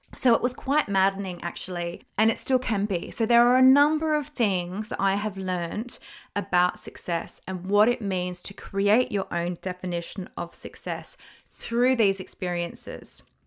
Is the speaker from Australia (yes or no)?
yes; Australia; moved away as an adult; now in United Kingdom; I'm Australian